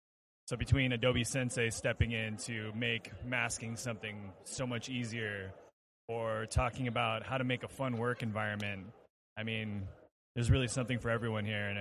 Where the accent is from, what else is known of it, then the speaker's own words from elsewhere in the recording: Anaheim, California, United States; I'm from Anaheim, California